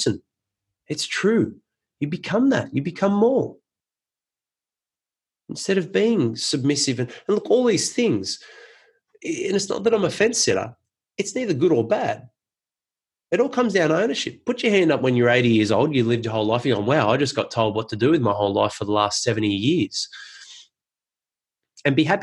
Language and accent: English; Penrith, New South Wales, Australia; I grew up in Penrith and loved my upbringing there.